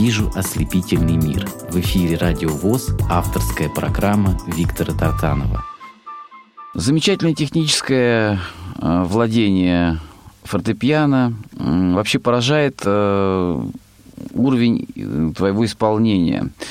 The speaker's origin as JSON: {"language": "Russian", "region": "Rostov Oblast", "country": "Russia", "said": "я э, из Ростовской области, есть в России Ростовская область"}